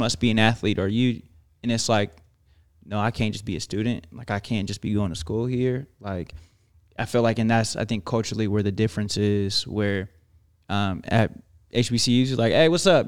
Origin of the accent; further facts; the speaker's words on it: Oregon, United States; growing up in Oregon